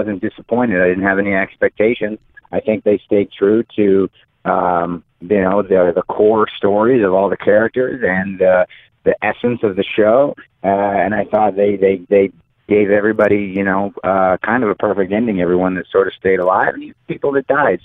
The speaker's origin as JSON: {"language": "English", "country": "United States", "tie": "born or raised there", "said": "in my area, in my hometown, right next to my wrestling school"}